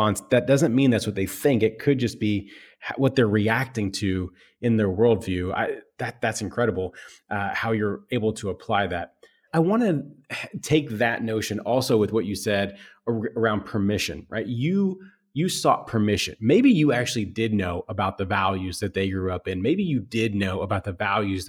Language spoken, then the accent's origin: English; United States; when I was a kid, growing up in America